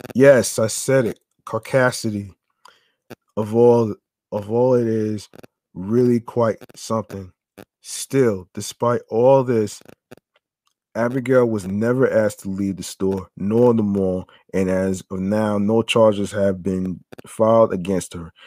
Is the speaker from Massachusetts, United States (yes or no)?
no; near Short Hills Mall, New Jersey, United States; I grew up near Short Hills Mall